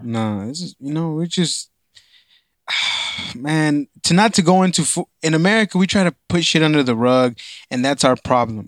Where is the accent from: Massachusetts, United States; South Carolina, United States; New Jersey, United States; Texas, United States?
Texas, United States; Dallas; I grew up in East Dallas